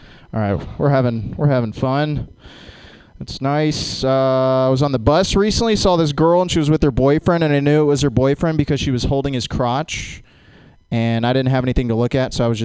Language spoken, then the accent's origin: English; Jacksonville, Florida, United States; Growing up in Jacksonville